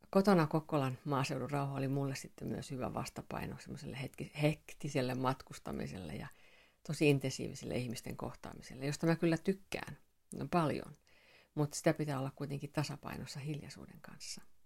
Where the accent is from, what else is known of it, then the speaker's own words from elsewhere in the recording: Finland; mä oon suomenruotsalainen